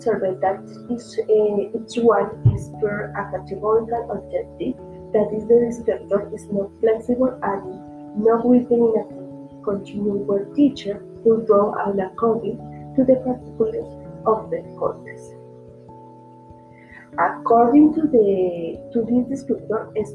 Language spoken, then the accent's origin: English; Bucaramanga, Santander, Colombia; I am from Bucaramanga